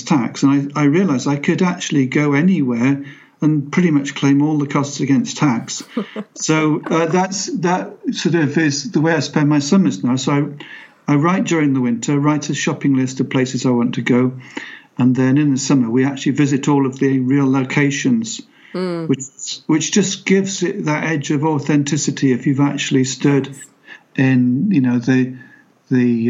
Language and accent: English; Pembroke, Wales, United Kingdom; I was born in Pembroke within sight of Pembroke Castle